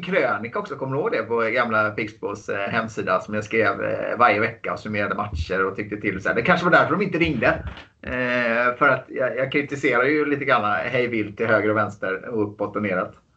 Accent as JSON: {"language": "Swedish", "town": "Gothenburg", "region": "Västra Götaland", "country": "Sweden", "said": "Jag, jag kommer från eh, Göteborg"}